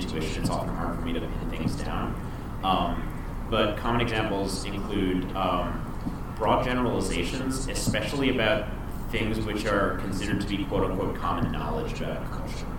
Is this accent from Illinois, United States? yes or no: no; New York City, New York, United States; Growing up in New York City, I didn't realize that because there's so many Catholics